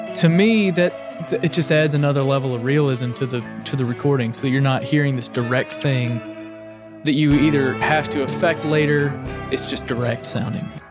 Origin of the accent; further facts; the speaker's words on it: Arkansas, United States; moved away as an adult; also born or lived in Tennessee; now in Nashville, United States; I grew up in Arkansas and, uh, a small town